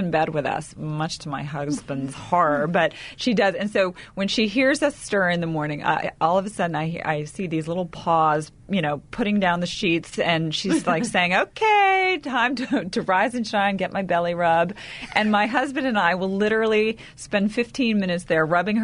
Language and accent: English; the South, United States; I come from, you know, the South, where we put on a big smile and say, everything's fine, everything's great